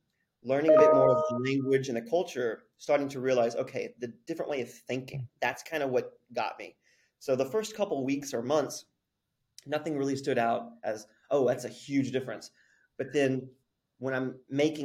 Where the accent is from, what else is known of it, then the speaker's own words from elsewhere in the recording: Abilene, Texas, United States; moved away as an adult; also born or lived in Lubbock, Texas; now in South Korea; I grew up in a small town, Abilene, Texas.